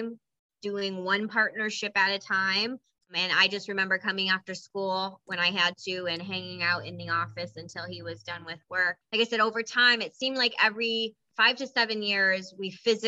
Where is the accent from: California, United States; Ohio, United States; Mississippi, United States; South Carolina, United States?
Ohio, United States; Toledo; I'm an old South Ender. I'm from right this area